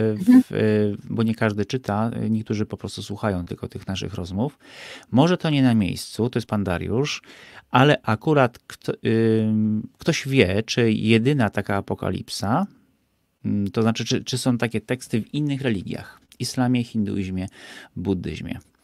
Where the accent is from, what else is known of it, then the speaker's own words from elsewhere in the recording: Bieszczady, Subcarpathian Voivodeship, Poland; ja się wychowałem w Bieszczadach